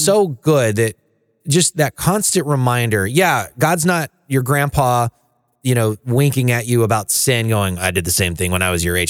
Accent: the Bible Belt, United States; I grew up in the Bible Belt.

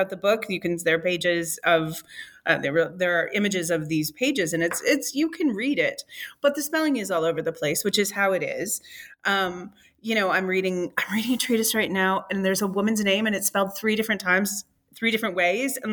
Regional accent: Michigan, United States; as a Michigander

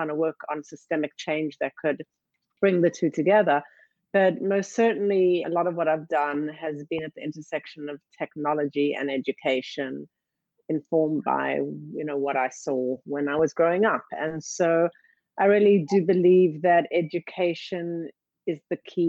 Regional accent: South Africa; now in United States; I grew up in South Africa during apartheid.

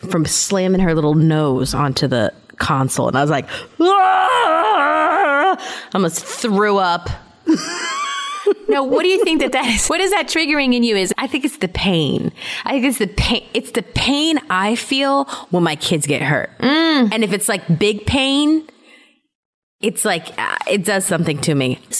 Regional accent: Germany; I told you that I grew up in Germany, mm-hmm. right? Mm-hmm. Yeah. Everybody knows that.

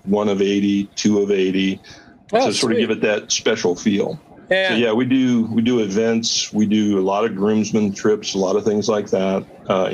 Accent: Portsmouth, Ohio, United States; also born or lived in Raleigh, North Carolina / Charleston, South Carolina; I'm born and raised in Ohio.

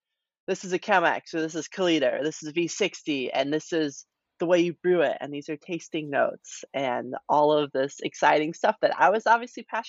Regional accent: New Mexico, United States; moved away as an adult; also born or lived in Chicago; I'm actually originally from New Mexico, went to school in Chicago at DePaul

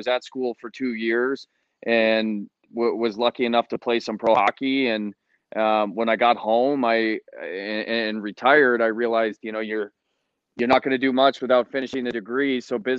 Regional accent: Rochester, Michigan, United States; I'm from Rochester, Michigan, and I think I had a pretty standard upbringing as far as a hockey player here in Michigan. Grew up in the AAA programs

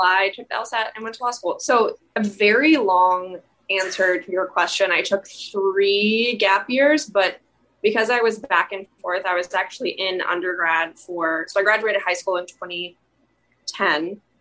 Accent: St. Louis, Missouri, United States; now in New York City, United States; I'm originally from St. Louis, Missouri. Um, I'm currently in New York City studying at NYU Law

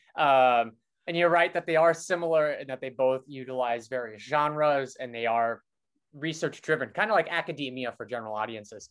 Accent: Brainard, Nebraska, United States; moved away as an adult; now in Brooklyn, United States; I'm from this small town in Nebraska where people tend to be conservative

